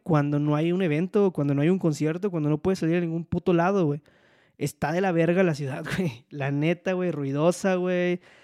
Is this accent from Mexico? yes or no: yes; Poza Rica, Veracruz, Mexico; accent: hablo cantado; people say he sounds norteño; moved away as an adult; now in Mexico City, Mexico; soy oriundo de Poza Rica, Veracruz, pero resido en la Ciudad de México